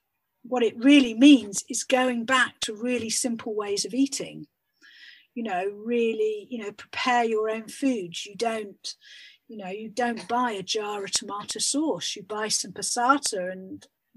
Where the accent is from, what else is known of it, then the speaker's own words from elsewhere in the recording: United Kingdom; we're British